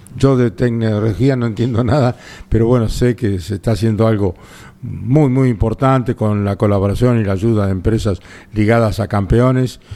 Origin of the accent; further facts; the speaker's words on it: La Pampa, Argentina; mi tierra pampeana